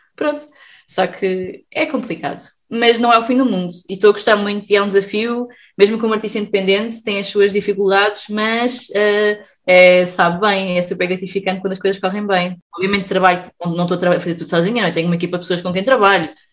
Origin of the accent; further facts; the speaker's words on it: Sesimbra, Setúbal, Portugal; eu sou de Sesimbra